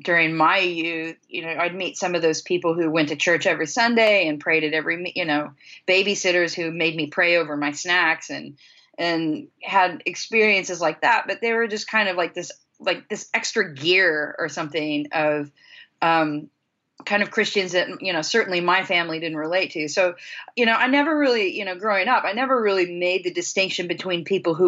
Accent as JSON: {"language": "English", "town": "Chanute", "region": "Kansas", "country": "United States", "tie": "born or raised there", "moved": "yes", "said": "I grew up in a relatively small community of about somewhere between 10 and 15,000 people. It's pretty small, small town Chanute"}